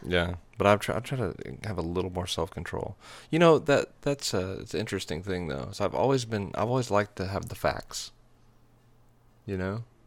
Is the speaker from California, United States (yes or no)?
no; Texas, United States; moved away as an adult; also born or lived in Nashville, Tennessee; We're from Texas